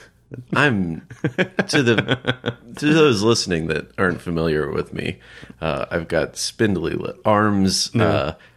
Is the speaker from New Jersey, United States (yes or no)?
yes; New Jersey, United States; I grew up in New Jersey.